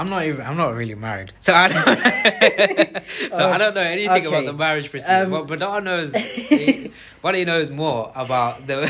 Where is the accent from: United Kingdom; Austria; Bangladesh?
Bangladesh; We won't say, oh, this guy is from South Africa and I'm from Bangladesh, so I should stand next to a Bangladeshi guy instead of us.